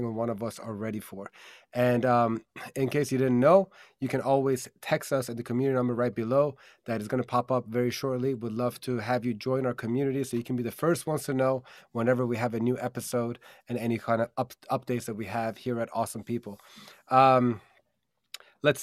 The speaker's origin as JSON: {"language": "English", "region": "DMV area", "country": "United States", "tie": "born or raised there", "said": "in the DMV area, my hometown area"}